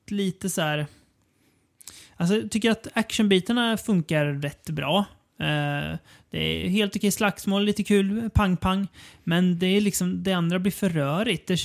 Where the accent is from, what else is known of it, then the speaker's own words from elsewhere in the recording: Sweden; det är det som är lite kul som svensk, att man känner att här försökte Mats Helge verkligen bli internationell.